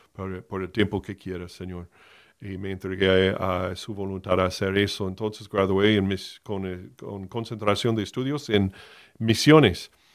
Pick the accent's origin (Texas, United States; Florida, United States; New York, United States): Florida, United States; Miami; moved away as an adult; Yo fui criado en Miami, nací en Miami, de la Florida, en el estado de Florida, en los Estados Unidos, hasta los 18 años